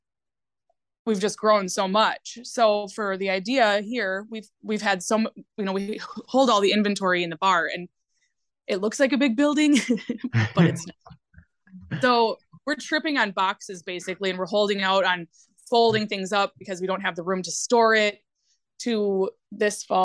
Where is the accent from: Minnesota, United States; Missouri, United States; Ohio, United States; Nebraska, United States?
Minnesota, United States; Winona; moved away as an adult; now in Hayward, United States; we are originally from Winona, Minnesota, and we moved up to Hayward